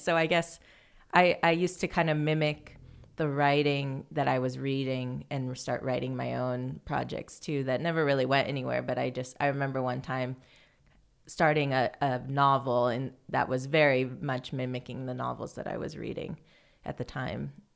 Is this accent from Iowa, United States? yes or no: yes; Fairfield, Iowa, United States; I grew up in Fairfield, Iowa, which is a small town